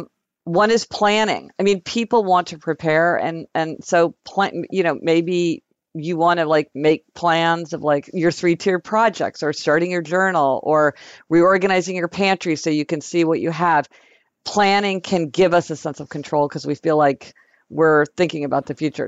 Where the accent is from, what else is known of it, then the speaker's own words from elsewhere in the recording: Kansas City, United States; now in New York City, United States; when we were growing up in Kansas City